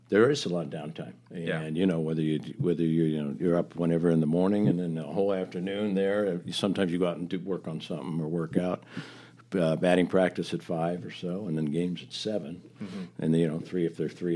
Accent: Chicago, Illinois, United States; now in Columbus, United States; I'm from Chicago

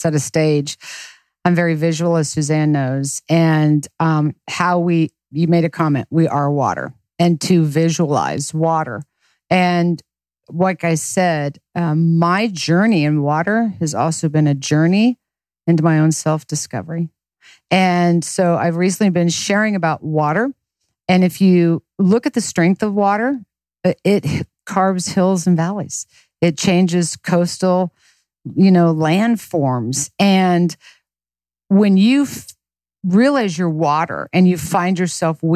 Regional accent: Lawrence, Kansas, United States; I was born and raised in Lawrence, Kansas

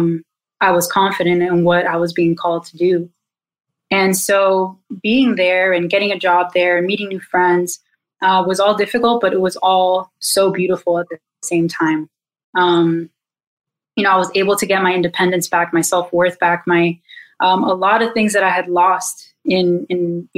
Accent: Miami, Florida, United States; moved away; I'm from Miami, born and raised, and my whole family's here

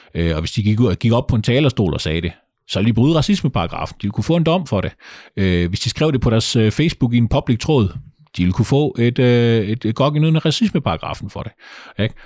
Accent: Kolding, Southern Denmark, Denmark; nu kommer jeg jo fra Kolding. Kolding er ikke sådan en fantastisk stor

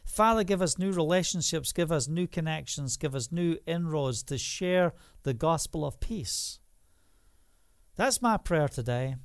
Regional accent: Scotland, United Kingdom; now in Israel; I'm from Scotland

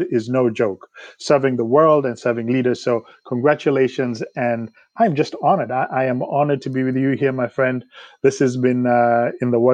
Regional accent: Kenya; moved away as an adult; also born or lived in Nairobi; now in United States; I grew up in Kenya

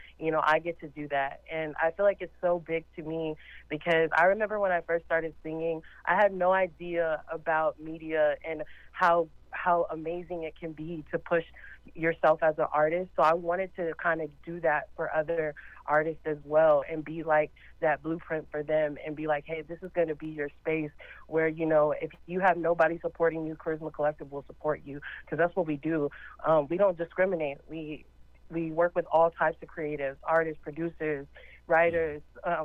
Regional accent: Los Angeles, California, United States; moved away; we lived in L.A. because I'm originally from Los Angeles

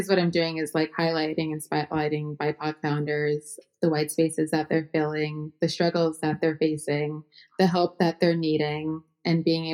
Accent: New Jersey, United States; I'm from New Jersey

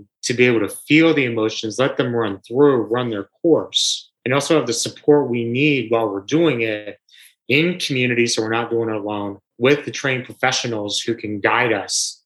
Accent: New York, United States; as a New Yorker

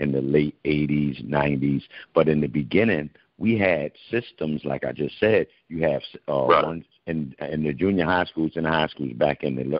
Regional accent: New York City, New York, United States; born or raised there

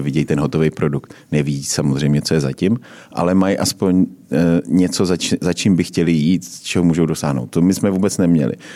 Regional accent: Uherské Hradiště, Zlín Region, Czechia; now in Prague, Czechia; já jsem teda taky z Uherského hradiště

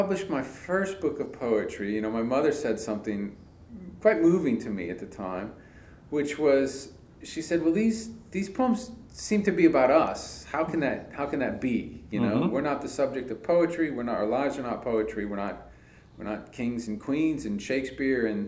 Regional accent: Indiana, United States; moved away as an adult; also born or lived in Illinois / California; now in Winston-Salem, United States; I grew up in Indiana. I didn't know any writers. I grew up in a factory town

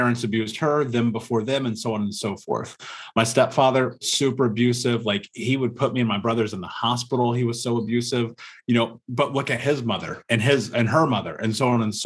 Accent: Indianapolis, Indiana, United States; I grew up in America, in Indianapolis, in a major city

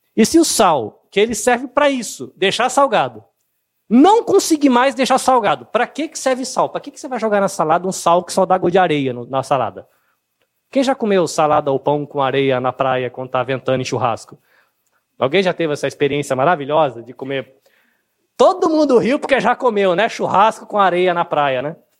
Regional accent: Brazil

